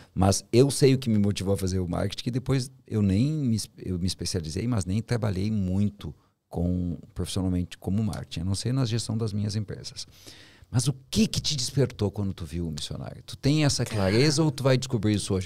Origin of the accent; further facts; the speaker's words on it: São Borja, Rio Grande do Sul, Brazil; nasci, fui criado em São Borja